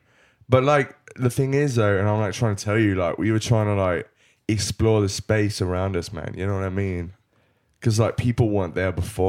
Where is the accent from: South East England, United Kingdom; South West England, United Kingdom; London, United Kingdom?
South West England, United Kingdom; Bristol; I'm from Bristol, man.